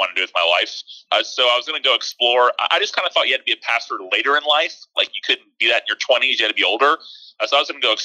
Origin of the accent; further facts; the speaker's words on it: Tallahassee, Florida, United States; I grew up in Tallahassee. My parents moved here from actually South Florida, from your neck of the woods, when I was like 9 years old.